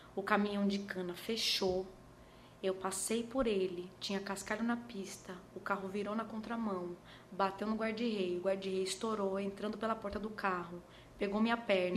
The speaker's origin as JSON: {"language": "Portuguese", "town": "Osasco", "region": "São Paulo", "country": "Brazil", "tie": "born or raised there", "moved": "yes", "lives_now": "Maceió, Brazil", "said": "Eu nasci em Presidente Altino, Osasco, São Paulo. E eu tive uma infância muito simples"}